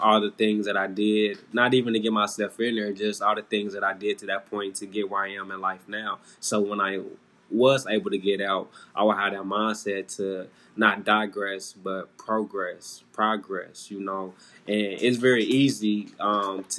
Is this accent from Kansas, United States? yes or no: yes; Kansas City, Kansas, United States; I'm from Kansas City, Kansas.